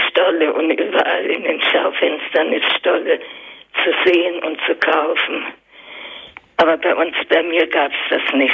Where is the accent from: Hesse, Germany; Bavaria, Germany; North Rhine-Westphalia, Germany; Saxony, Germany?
Saxony, Germany; now in Darmstadt, Germany; ich bin an sich in Sachsen geboren